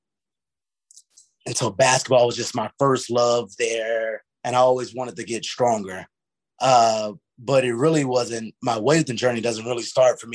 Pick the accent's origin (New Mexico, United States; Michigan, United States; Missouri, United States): Missouri, United States; St. Louis; the inner city where I grew up in St. Louis